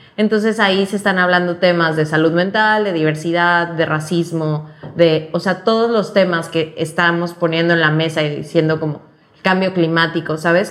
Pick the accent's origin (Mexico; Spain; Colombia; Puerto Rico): Mexico; Cancún, Quintana Roo; now in Mexico City, Mexico; Soy de Cancún, pero vivo en la Ciudad de México.